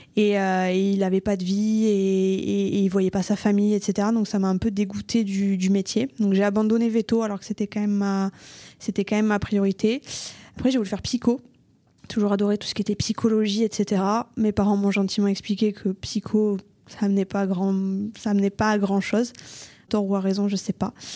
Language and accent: French; Toulouse, Occitania, France; Je suis née à Toulouse de parents euh, pas forcément toulousains euh, qui étaient un peu partout en France et j'ai vécu à Toulouse, j'ai grandi à Toulouse et pour l'instant je suis restée euh, sur Toulouse.